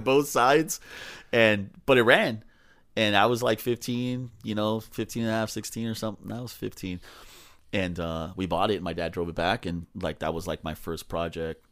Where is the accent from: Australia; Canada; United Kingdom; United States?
United States; Los Angeles, California; also born or lived in Silver Lake, Los Angeles / Westlake, Los Angeles; So I grew up in Echo Park